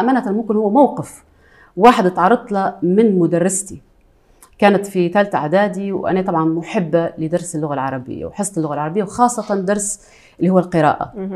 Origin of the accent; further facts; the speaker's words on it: Tripoli, Tripoli District, Libya; accent: Libyan; انا آه، عراقيه الاصل ليبيه المنشا